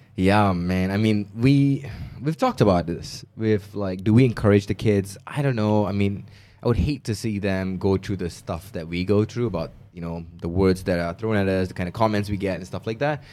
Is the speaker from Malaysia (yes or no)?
yes; Malaysia; moved away as an adult; now in United States; when I left Malaysia to go to the States